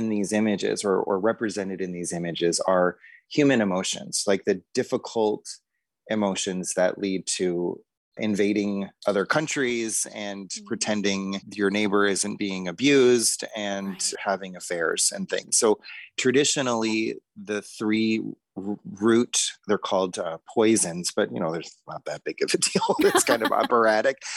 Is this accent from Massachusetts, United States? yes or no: no; Boulder, Colorado, United States; I grew up in Boulder, Colorado